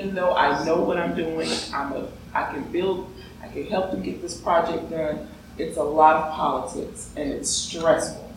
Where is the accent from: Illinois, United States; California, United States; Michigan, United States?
Illinois, United States; Chicago; I'm from Chicago